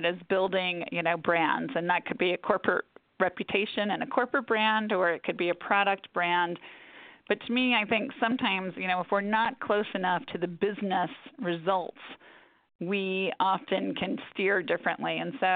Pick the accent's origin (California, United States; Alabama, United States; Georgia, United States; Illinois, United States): Georgia, United States; Atlanta; now in New York, United States; I ended up going home to my hometown, to Atlanta, to run our Atlanta office.